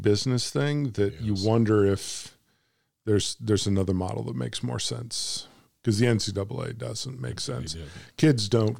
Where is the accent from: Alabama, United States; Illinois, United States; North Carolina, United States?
Illinois, United States; now in Arkansas, United States; I said, "I'm from Arkansas. I'm originally from Illinois, up from where you guys are." But I said, "I'm in Arkansas now."